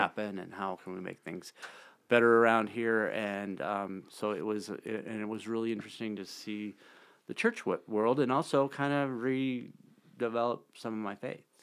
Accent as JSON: {"language": "English", "town": "Bozeman", "region": "Montana", "country": "United States", "tie": "born or raised there", "also_born_or_lived": "Red Lodge", "moved": "yes", "lives_now": "Billings, United States", "said": "I grew up in Bozeman."}